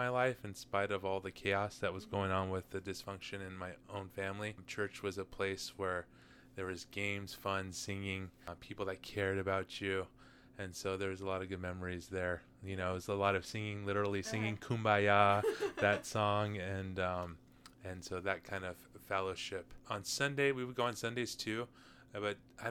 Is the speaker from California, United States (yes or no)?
yes; Southern California, United States; I was born and raised in Southern California.